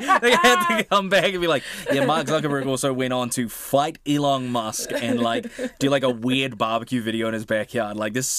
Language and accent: English; New Zealand; as a New Zealander